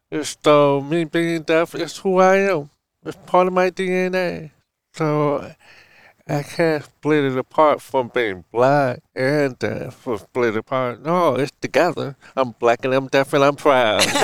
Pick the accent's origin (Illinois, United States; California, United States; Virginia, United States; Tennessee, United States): California, United States; Oakland; happiest time I still growing up in Oakland, California. My mother … was single mom who took care of us five.